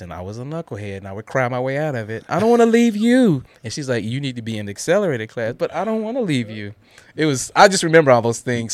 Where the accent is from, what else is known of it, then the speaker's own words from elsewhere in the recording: Guthrie, Oklahoma, United States; now in Murfreesboro, United States; I grew up in Guthrie